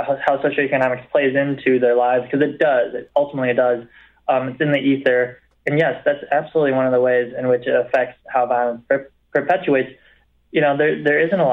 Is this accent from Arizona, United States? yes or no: no; Rockford, Illinois, United States; also born or lived in China / Alabama / Los Angeles; growing up in Rockford, there wasn't much